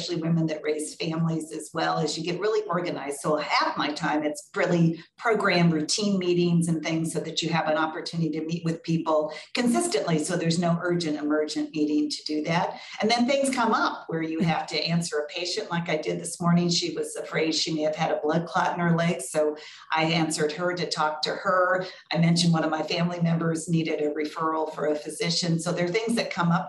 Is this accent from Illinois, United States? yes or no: yes; Carbondale and Urbana, Illinois, United States; also born or lived in Decatur, Illinois / Los Angeles / Milwaukee / Chicago; now in North Carolina, United States; I was born in Decatur, but grew up in Carbondale and Urbana